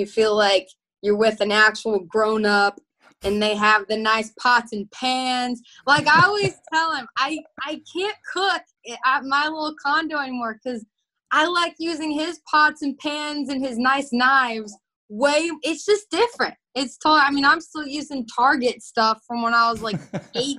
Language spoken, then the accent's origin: English; Southlake, Texas, United States; moved away; I grew up in Southlake, so I know exactly Southlake.